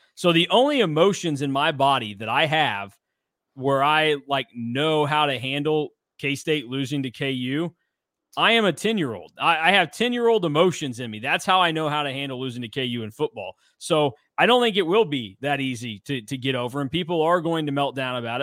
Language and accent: English; Hutchinson, Kansas, United States; my hometown of Hutchinson, Kansas